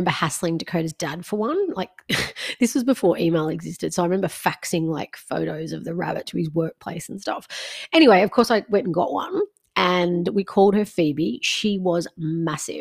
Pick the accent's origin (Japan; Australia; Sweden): Australia; Melbourne, Victoria; now in Queensland, Australia; I was in Melbourne. I grew up in Melbourne.